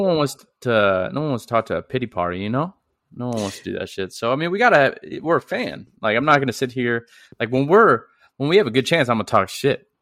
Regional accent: St. Louis, Missouri, United States; I'm from St. Louis

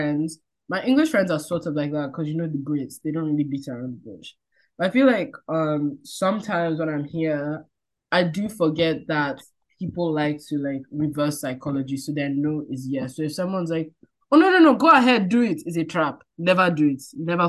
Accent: Nigeria; I feel like just growing up as a Nigerian, you just kind of learn, there's no time to be beating around the bush.

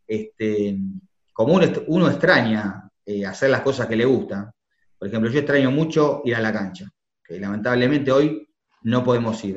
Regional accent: Argentina; como argentino

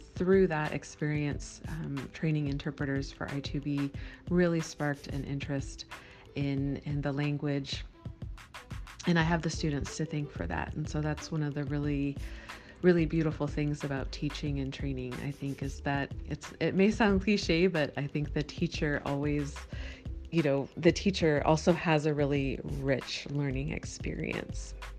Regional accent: Miami, Florida, United States; moved away; also born or lived in Midwest / Costa Rica; I uh, grew up in Miami, Florida, and then lived in the Midwest for most of my life

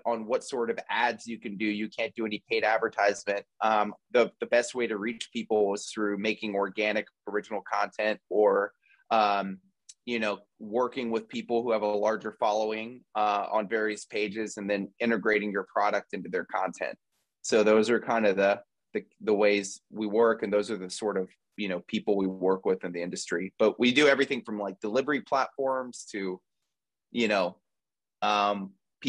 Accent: Houston, Texas, United States; now in Los Angeles, United States; I'm from Houston, Texas, and I currently live

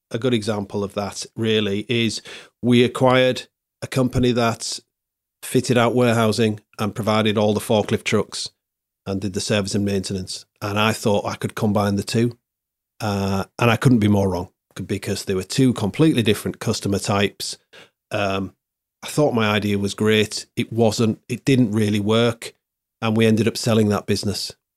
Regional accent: Hull, Yorkshire and the Humber, United Kingdom; I was born here. It's my, it's my hometown

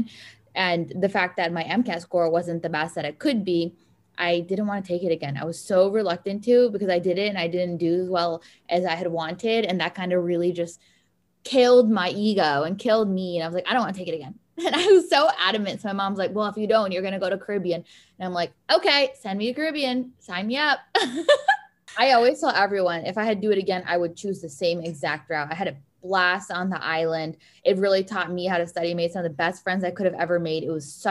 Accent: Miami, Florida, United States; moved away as an adult; now in Detroit, United States; since I am from Miami

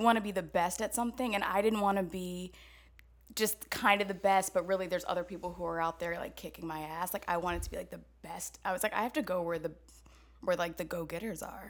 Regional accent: Atlanta, Georgia, United States; also born or lived in Chicago; now in New York City, United States; from Atlanta, both my parents are preachers

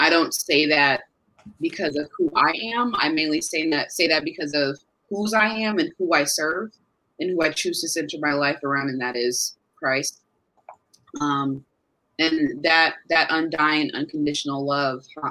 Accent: Carmel, Indiana, United States; also born or lived in Westfield, Indiana; I was born in Carmel, Indiana, born and raised

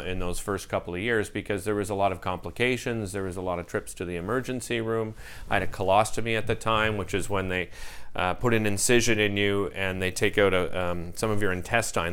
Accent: Ottawa, Ontario, Canada; moved away as an adult; now in Montreal, Canada; growing up in Ottawa, we were here all the time

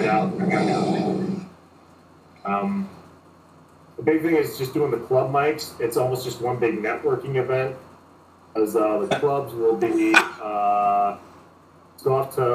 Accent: Wisconsin, United States; moved away as an adult; also born or lived in Chicago, United States; now in Los Angeles, United States; born and raised in Wisconsin

